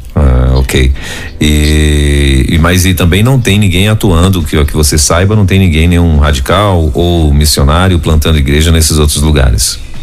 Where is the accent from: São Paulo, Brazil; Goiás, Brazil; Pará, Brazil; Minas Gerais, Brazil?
Pará, Brazil; eu sou do Pará